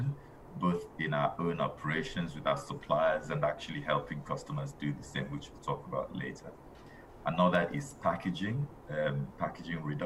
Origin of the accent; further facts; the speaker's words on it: Nigeria; now in United Kingdom; I'm originally Nigerian.